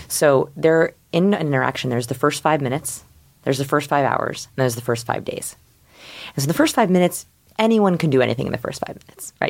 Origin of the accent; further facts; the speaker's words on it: Portland, Oregon, United States; I'm from Portland, Oregon. Quiet little beautiful green Portland, Oregon.